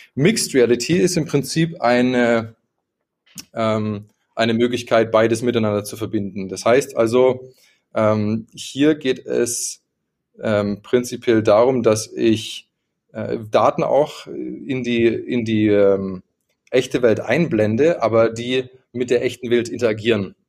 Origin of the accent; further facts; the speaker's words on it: Karlsruhe, Baden-Württemberg, Germany; now in Munich, Germany; Ich komme eigentlich aus Karlsruhe, wohne jetzt gerade in München.